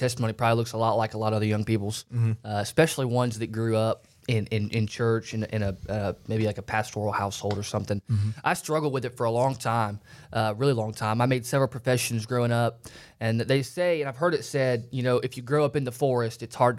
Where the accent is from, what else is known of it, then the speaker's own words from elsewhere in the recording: Phenix City, Alabama, United States; now in Manhattan, United States; So right now, my family is in Kansas. My dad moved from Phoenix City, Alabama 18 years ago.